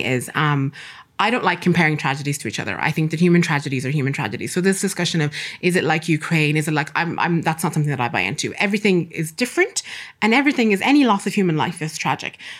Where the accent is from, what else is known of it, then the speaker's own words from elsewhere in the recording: Castlebar, Connacht, Ireland; also born or lived in Sudan; I grew up in Ireland. I've lived in Ireland since nineteen ninety, moved around a couple of places, but primarily grew up in Castlebar